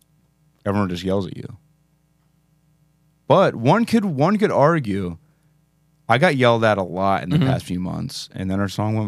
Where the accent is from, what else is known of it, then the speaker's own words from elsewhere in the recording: Philadelphia, Pennsylvania, United States; We're from Philadelphia.